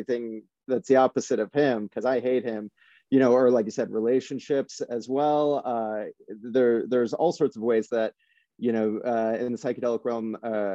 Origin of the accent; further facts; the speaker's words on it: Iowa, United States; I'm from Iowa, and in the Midwest